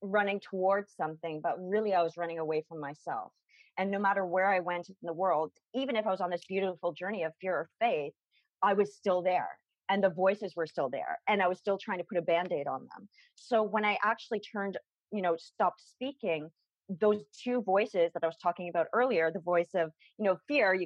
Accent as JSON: {"language": "English", "town": "Toronto", "region": "Ontario", "country": "Canada", "tie": "born or raised there", "said": "I'd flown from my hometown, from Toronto"}